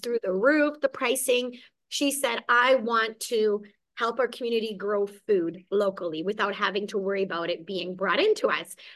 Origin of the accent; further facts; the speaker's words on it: Hungary; also born or lived in Germany / Mississauga, Canada; now in Kelowna, Canada; I actually was born and raised in Hungary okay. and escaped communism and we fled to Germany.